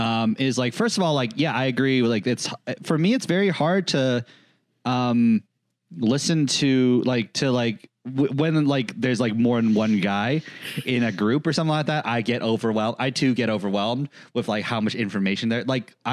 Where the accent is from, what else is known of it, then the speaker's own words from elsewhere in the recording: United States; I am Korean, you know, but I was raised in America. I live in America. I'm very Americanized, second or third gen Korean, like American, whatever.